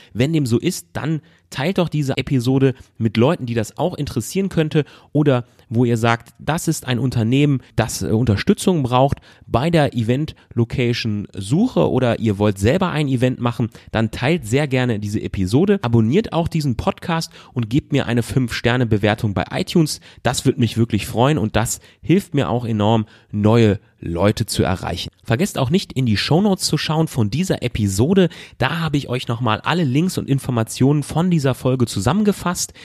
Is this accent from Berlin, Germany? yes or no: no; North Rhine-Westphalia, Germany; ich komme aus NRW